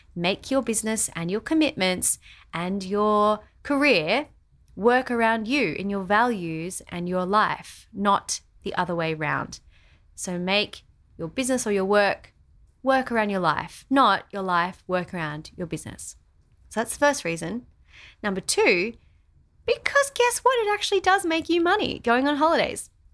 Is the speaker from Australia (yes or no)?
yes; Australia; our house in Australia